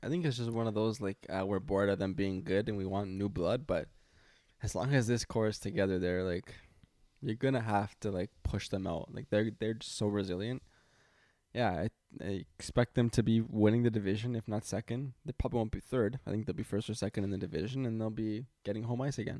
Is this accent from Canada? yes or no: yes; Toronto, Ontario, Canada; I'm from Toronto